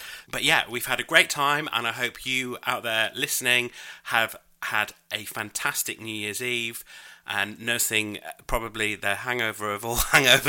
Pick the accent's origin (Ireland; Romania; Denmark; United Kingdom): United Kingdom; I'm British.